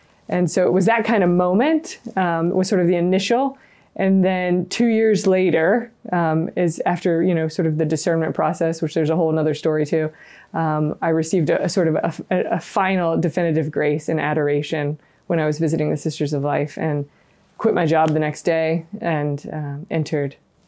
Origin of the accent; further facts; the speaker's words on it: the South, United States; Yeah, growing up in the South, I wasn't around religious and never had kind of an experience with religious, didn't think about it ever.